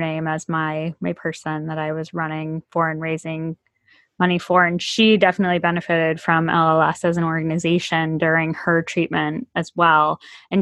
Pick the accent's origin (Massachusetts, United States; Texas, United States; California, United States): Massachusetts, United States; now in Virginia, United States; I live away from a lot of my family members here, being here in Virginia and having grown up in Massachusetts.